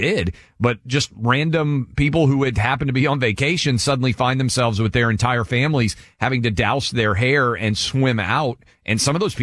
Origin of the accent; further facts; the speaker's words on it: Nashville, Tennessee, United States; in my hometown of Nashville.